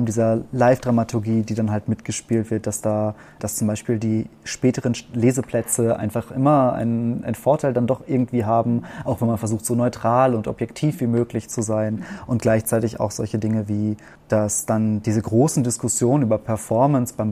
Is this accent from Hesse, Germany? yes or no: no; Warstein, North Rhine-Westphalia, Germany; accent: German; moved away as an adult; now in Austria; Also ich habe viel Verbindung zu meiner Heimatstadt